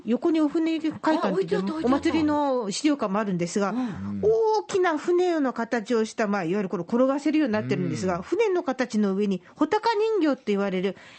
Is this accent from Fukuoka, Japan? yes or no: yes; Fukuoka, Japan; 私たち、今日福岡の人間が行く時は